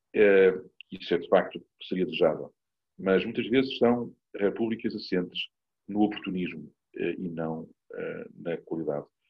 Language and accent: Portuguese; Portugal; sou português e cidadão português do meu país